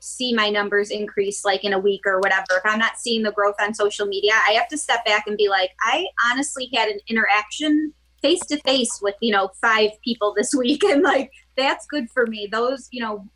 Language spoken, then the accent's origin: English; Gates, New York, United States; also born or lived in Boston / Spencerport, New York; I grew up in Gates, New York